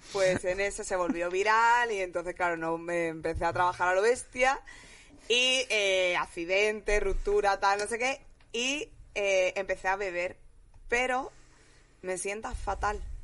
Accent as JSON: {"language": "Spanish", "town": "Jerez de la Frontera", "region": "Andalusia", "country": "Spain", "tie": "born or raised there", "moved": "yes", "lives_now": "Madrid, Spain", "said": "yo me he criado entre los mormones, mm, los americanos, Jerez, que es lo más gitano del mundo"}